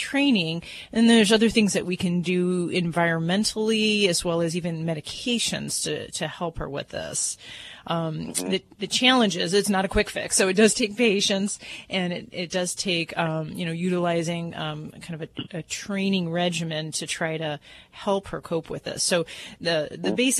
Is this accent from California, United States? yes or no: no; Hammond, Indiana, United States